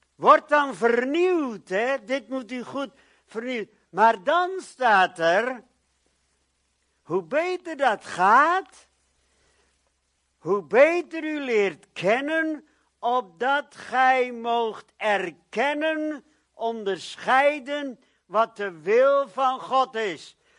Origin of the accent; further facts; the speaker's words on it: Netherlands; ik ben ook een Nederlander